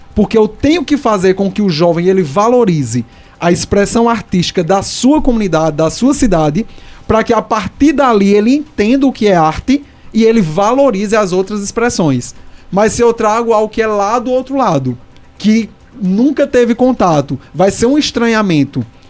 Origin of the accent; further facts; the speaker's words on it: Brazil; Eu vivi minha vida toda lá no Salgado